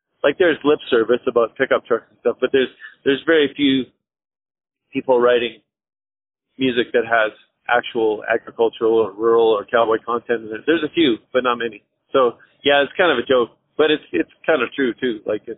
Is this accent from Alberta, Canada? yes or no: yes; Western Canada, Alberta, Canada; I feel more like a Western Canadian than a Canadian, frankly.